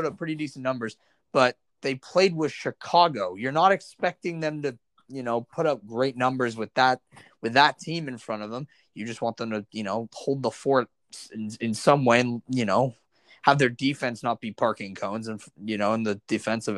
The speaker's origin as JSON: {"language": "English", "country": "Canada", "said": "I'm obviously a Canadian."}